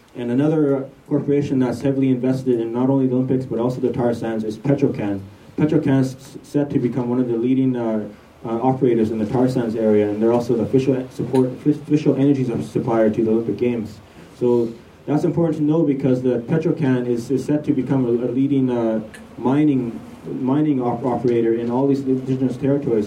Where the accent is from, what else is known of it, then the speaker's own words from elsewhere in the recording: Tsimshian territories, northwest coast of British Columbia, Canada; I come from the Tsimshian territories on the northwest coast of BC, of so-called British Columbia.